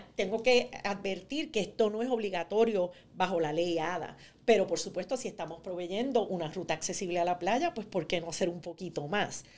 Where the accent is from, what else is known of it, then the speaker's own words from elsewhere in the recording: New Jersey, United States; en Nueva Jersey, de donde yo vengo